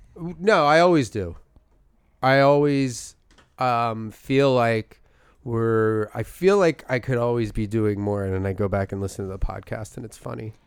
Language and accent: English; Philadelphia, Pennsylvania, United States; accent: thick Philadelphia; my Philadelphia accent